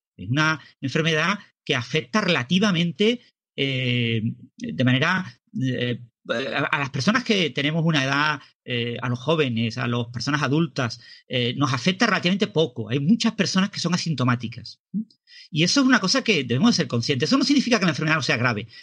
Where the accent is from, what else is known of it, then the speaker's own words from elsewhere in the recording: Spain; todos somos españoles